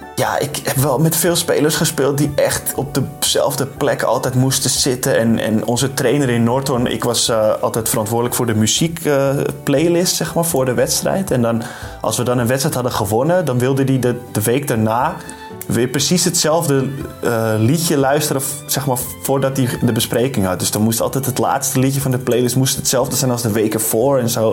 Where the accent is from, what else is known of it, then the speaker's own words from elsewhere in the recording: Amsterdam, North Holland, Netherlands; moved away as an adult; also born or lived in Dormagen; ik uit Amsterdam kom